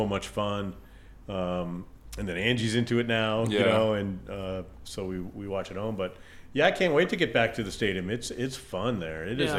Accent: Miami, Florida, United States; now in Las Vegas, United States; When I grew up, there wasn't really a baseball team. Mm-hmm. I grew up in Miami, and we had the Miami Orioles, who was the farm team for the Baltimore Orioles, right?

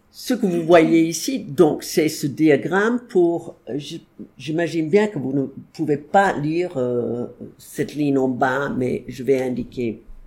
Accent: United States; French is a second language; je suis pas anglaise, je suis américaine

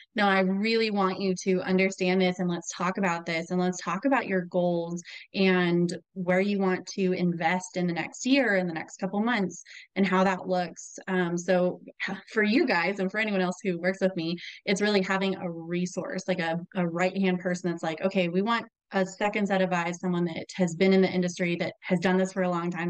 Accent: Albuquerque, New Mexico, United States; moved away as an adult; also born or lived in Texas; now in Minnesota, United States; I uh, was born and raised in Albuquerque, New Mexico, so that's where I'm from.

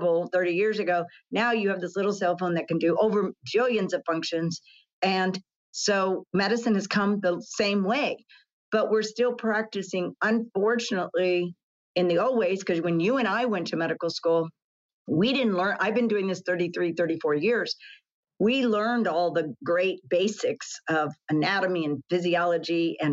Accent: Texas, United States; grew up in Texas

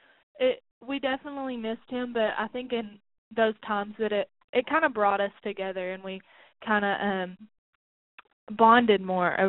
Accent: McMinnville, United States; Yes, McMinnville was very rural. It was a very rural town.

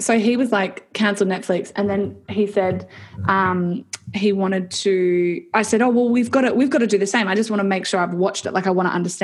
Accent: Perth, Western Australia, Australia; We're from Perth

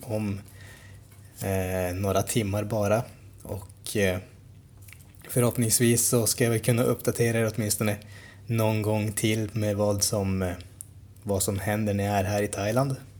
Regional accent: Sweden

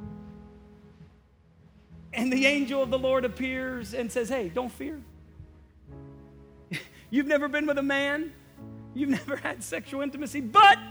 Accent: Indiana, United States; I'm from Indiana.

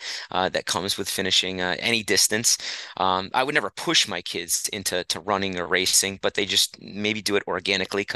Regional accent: central Massachusetts, United States; moved away; I'm originally from Massachusetts, central Massachusetts, about an hour west of Boston.

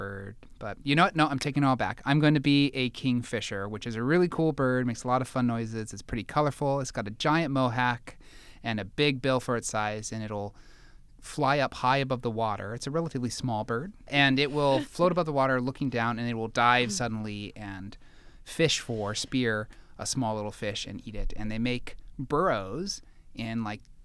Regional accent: United States; now in Canada; So in the United States, at least when I was growing up

